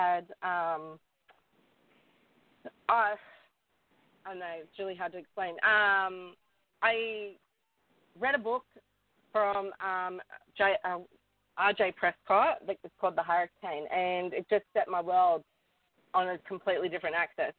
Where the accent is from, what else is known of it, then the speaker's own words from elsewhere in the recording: Newcastle, New South Wales, Australia; I was born and raised in Newcastle, the beautiful city, beautiful beaches and stuff